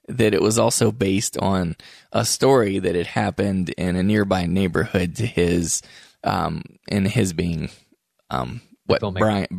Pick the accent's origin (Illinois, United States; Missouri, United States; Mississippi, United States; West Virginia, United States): West Virginia, United States; now in Salt Lake City, United States; I'm from West Virginia, so I grew up with a lot of different people